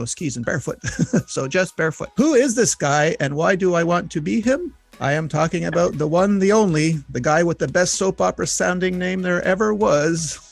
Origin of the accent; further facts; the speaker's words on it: Montreal, Quebec, Canada; I'm from Montreal